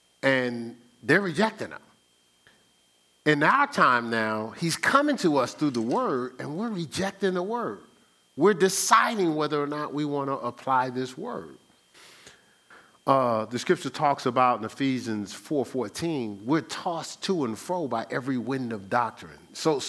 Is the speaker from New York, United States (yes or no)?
yes; New York, United States; I'm from New York. How are you just going to be talking to me like that?